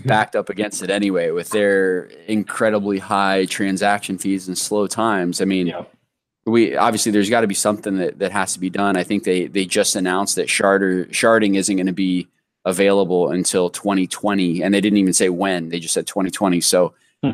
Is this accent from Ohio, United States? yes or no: yes; Columbus, Ohio, United States; now in Florida, United States; I was born in Columbus